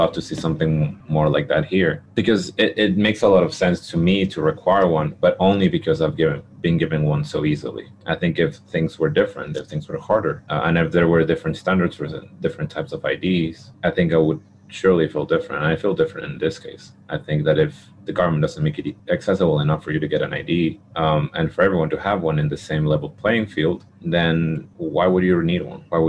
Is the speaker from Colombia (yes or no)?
no; Peru; moved away; I'm from Peru